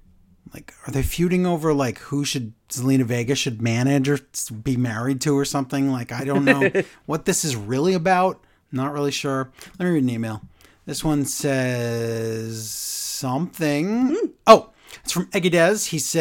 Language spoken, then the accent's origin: English; Canada; with Punk visiting my home country of Canada